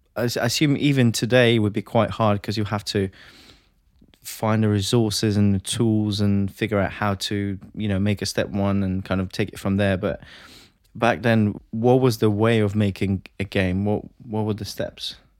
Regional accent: Latvia; moved away as an adult; now in United Kingdom; I'm originally from Latvia.

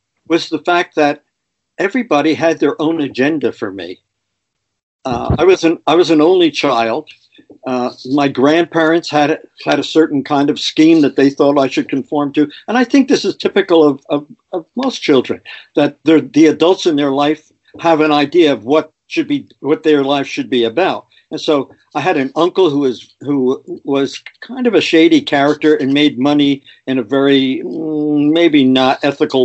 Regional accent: Paterson, New Jersey, United States; I grew up in Patterson. Yeah. And, you know, I'm a product of a blue collar family.

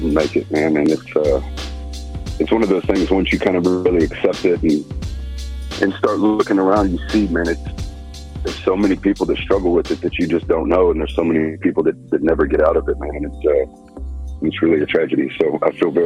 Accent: Texas, United States; I'm from the South. I'm from Texas

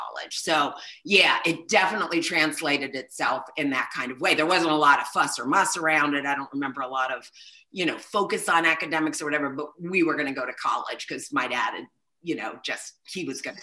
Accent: Pittsburgh, Pennsylvania, United States; I kind of have quintessential Pittsburgh roots

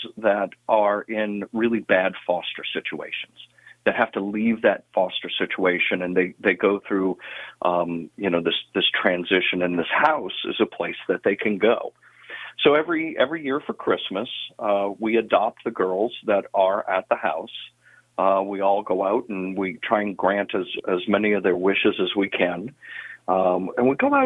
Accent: Metairie, Louisiana, United States; also born or lived in New Orleans; I am a New Orleans boy, but I grew up out here in Jefferson Parish

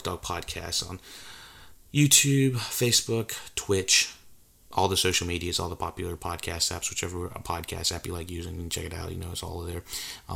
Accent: North Carolina, United States; accent: Southern; I'm from North Carolina, and there's a lot of what you would call Southerners here in North Carolina, and you might hear it in my voice a little bit

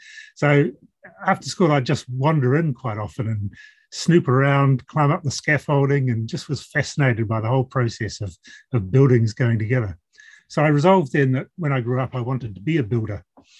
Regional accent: Malaysia; So I did part of my growing up in Malaysia, where I was a child of missionary parents.

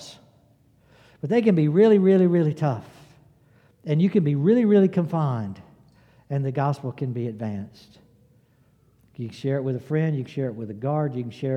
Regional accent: the South, United States; I'm a Southerner

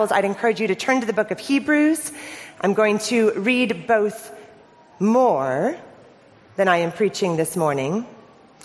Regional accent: Orange County, California, United States; moved away as an adult; I'm originally from Orange County, California. Moved here 4 years ago.

